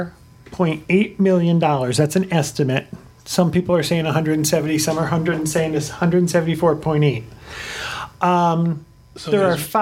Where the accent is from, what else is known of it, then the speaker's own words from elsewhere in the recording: Albany, New York, United States; moved away; Well, I come from Albany, New York